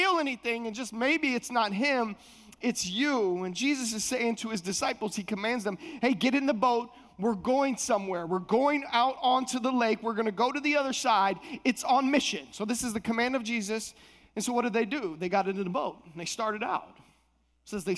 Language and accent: English; Minnesota, United States; moved away; also born or lived in Palm Beach Gardens, Florida; I was coming from Minnesota. I'm a Midwest boy